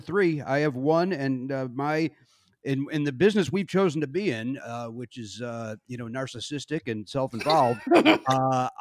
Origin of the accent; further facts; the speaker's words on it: Chicago, Illinois, United States; I'm from Chicago, so I'm a big Chicago White Sox fan